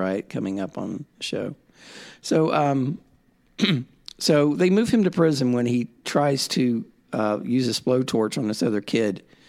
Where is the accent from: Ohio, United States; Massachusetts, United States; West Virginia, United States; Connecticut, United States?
Ohio, United States; I've done some research on the Lucasville riot because it's near my hometown.